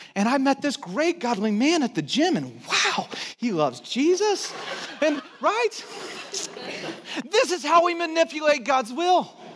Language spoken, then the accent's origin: English; Texas, United States; I was born in Texas